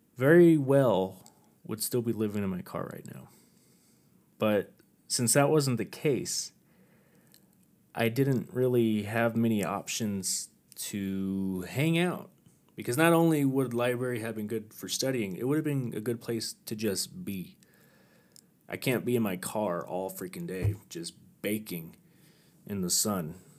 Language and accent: English; near Hondo, Texas, United States; moved away; also born or lived in Oregon; my hometown in Hondo, Texas